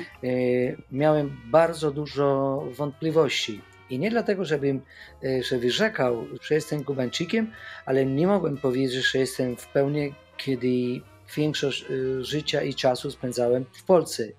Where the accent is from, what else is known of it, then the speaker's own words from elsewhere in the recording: Havana, Cuba; Polish is a second language; moved away as an adult; also born or lived in Łódź, Poland / Wrocław, Poland; now in Poland; po ukończeniu, e, szkoły średniej muzycznej w Hawanie